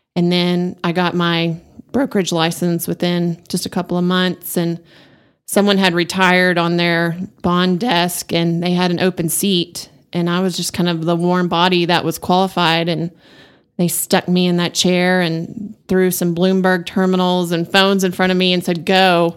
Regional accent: Amarillo, Texas, United States; I was born and raised here in Amarillo

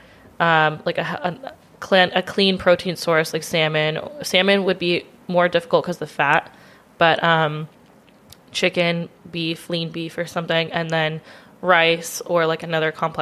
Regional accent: Roseville, California, United States; moved away as an adult; also born or lived in Las Vegas, United States; now in San Diego, United States; I'm from Roseville

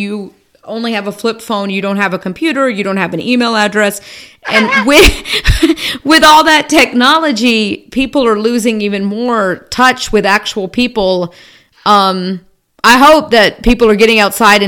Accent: Georgia, United States; now in Charlotte, United States; I'm from Georgia originally

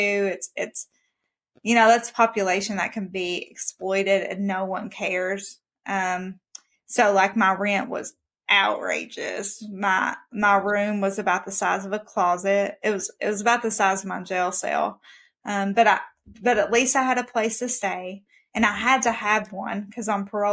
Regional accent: Kentucky, United States; I'm from Kentucky

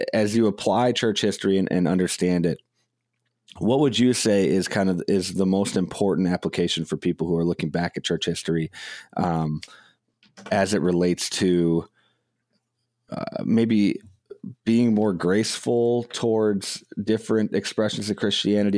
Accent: Madison, Wisconsin, United States; I grew up in Madison, Wisconsin, in the public school system

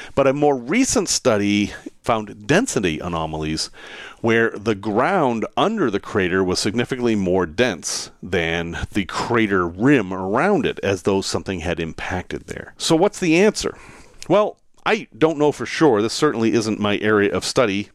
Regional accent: United States; as an American

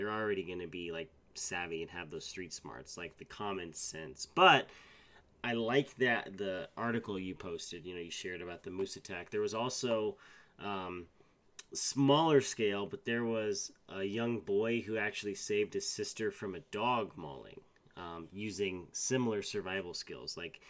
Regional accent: East Coast, United States; I do remember as a young boy growing up on the East Coast, one of my many stops

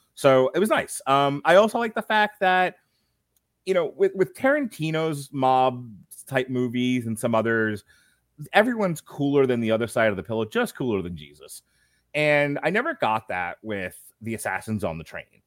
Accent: New York, United States; moved away as an adult; now in Florida, United States; I'm from New York.

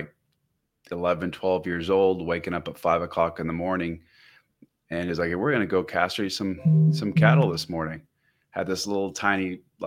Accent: Scappoose, Oregon, United States; also born or lived in Portland, Oregon / Beirut, Lebanon; I grew up in a little rural part of the Northwest called Scappoose

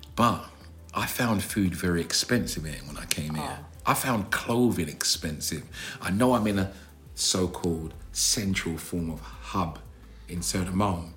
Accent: London, United Kingdom; I'm from South London, as you know, and we kind of drag our words and exaggerate our words.

